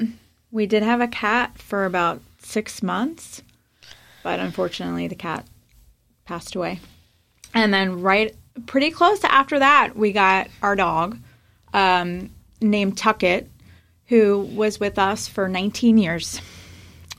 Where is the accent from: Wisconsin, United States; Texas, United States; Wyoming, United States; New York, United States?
New York, United States; Long Island; I lived in Nassau County